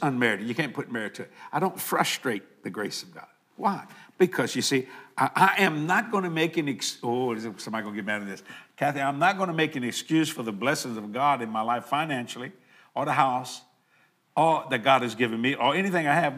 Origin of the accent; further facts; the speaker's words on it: United States; I'm very proud of being called an American